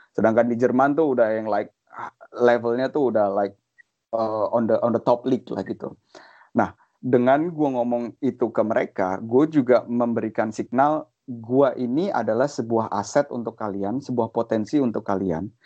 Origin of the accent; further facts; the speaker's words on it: Indonesia; apalagi kalau menurut gue kita orang Indo kita juga orangnya nggak nggak nggak gengsian ya